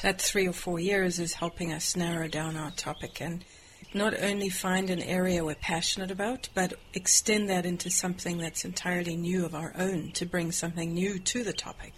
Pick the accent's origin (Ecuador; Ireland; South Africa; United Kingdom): South Africa; moved away as an adult; I'm from South Africa